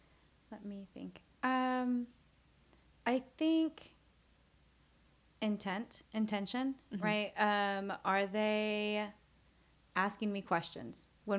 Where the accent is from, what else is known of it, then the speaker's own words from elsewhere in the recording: Garden City, Kansas, United States; I said Garden City, Kansas